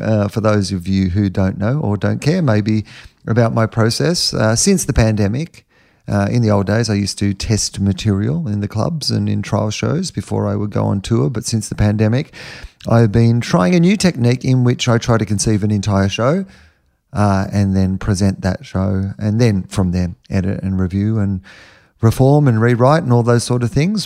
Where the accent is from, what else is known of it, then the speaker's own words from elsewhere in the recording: Australia; being an Australian